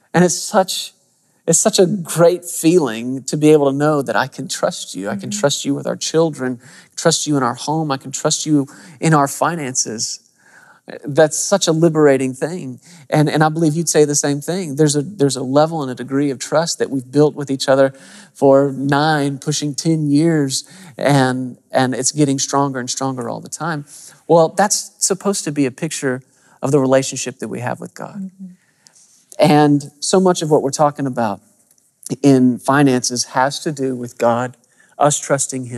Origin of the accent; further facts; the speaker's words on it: Arkansas, United States; I'm from Arkansas